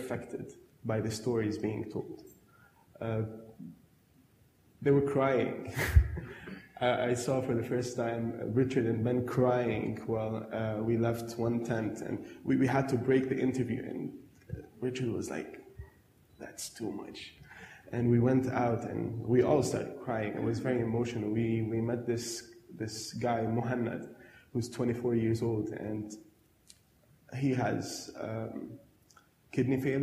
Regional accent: Lebanon; now in Adelaide, Australia

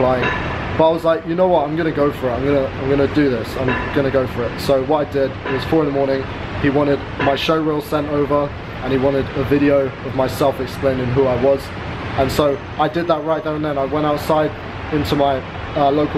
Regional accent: London, United Kingdom; moved away as an adult; now in Chiang Mai, Thailand; I'm from London

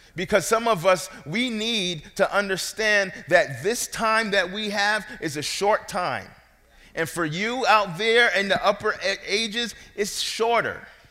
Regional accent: New York City, New York, United States; moved away; I'm from New York. I wasn't there to uh, tell my parents where I should be born.

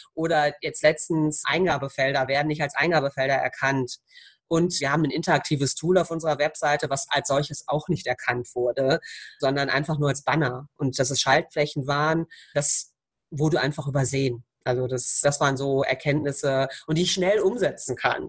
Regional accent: Croatia; Ich bin Kroatin

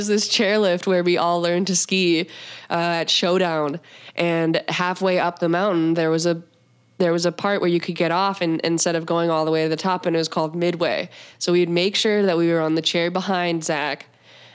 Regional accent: Montana, United States; I'm from Montana

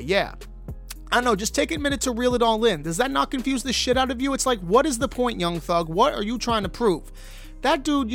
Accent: Toronto, Ontario, Canada; my hometown, Toronto, Canada

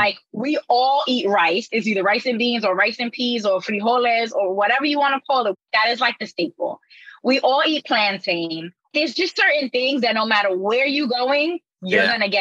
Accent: New York City, New York, United States; also born or lived in Harlem / Staten Island; Born and raised in New York City. I'm a New Yorker, Jamaican and Puerto Rican descendant

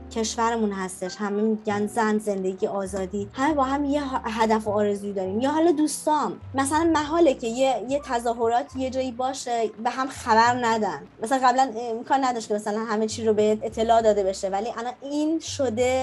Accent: Iran; now in Frankfurt, Germany; به عنوان یه ایرانی

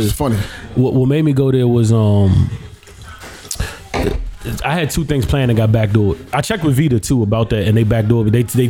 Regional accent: Bronx, New York, United States; I'm from Uptown Bronx, low key now. But it was a good place.

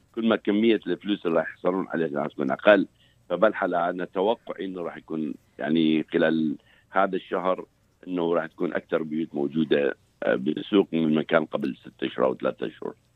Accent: Iraq; moved away as an adult; now in United States; احنا كعراقيين

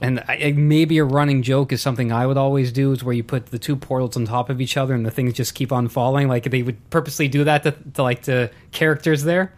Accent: Canada

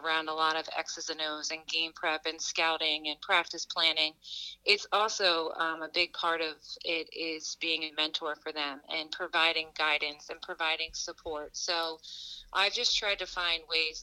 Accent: Springfield, Pennsylvania, United States; also born or lived in Scranton; I grew up in the area in like the Philadelphia suburbs, Springfield, Delaware County.

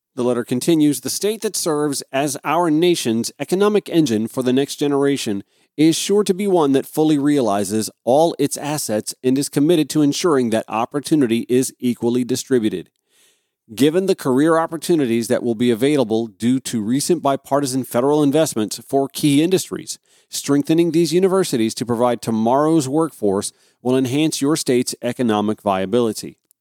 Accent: Grovetown, Georgia, United States; my hometown of Grovetown, Georgia

